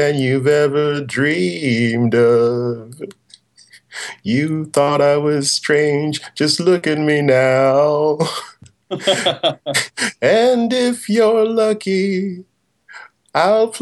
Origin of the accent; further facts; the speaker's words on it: Pittsburgh, Pennsylvania, United States; moved away; I grew up in Pittsburgh